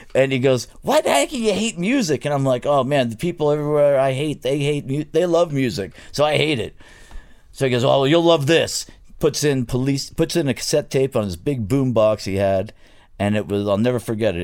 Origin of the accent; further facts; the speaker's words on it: New York, United States; accent: New York; moved away; also born or lived in Florida; I grew up in New York, and then my mother decided to move to Florida in the backwoods of Florida